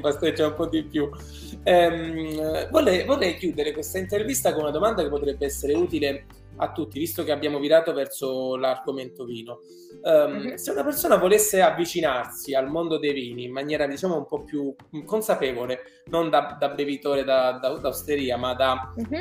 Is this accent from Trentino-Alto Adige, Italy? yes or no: no; Apulia, Italy; Io da buon pugliese